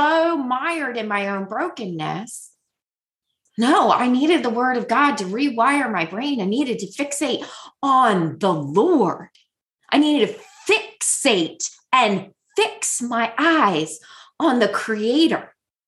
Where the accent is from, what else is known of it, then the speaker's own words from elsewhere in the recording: United States; also born or lived in Houston; now in Maryland, United States; I am an American woman in, you know, America.